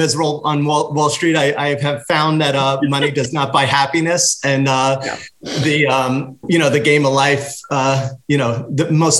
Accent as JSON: {"language": "English", "area": "Long Island, Suffolk County", "region": "New York", "country": "United States", "said": "I'm from Long Island, New York, Suffolk County."}